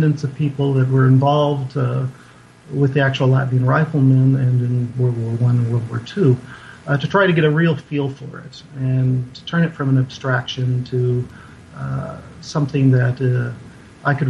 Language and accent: English; Boulder City, Nevada, United States; also born or lived in Maryland; I grew up in a little town called Boulder City, about 30 miles outside of Las Vegas. I was born in Maryland, but when I was 7 years old, moved out there, and that's still my home to this day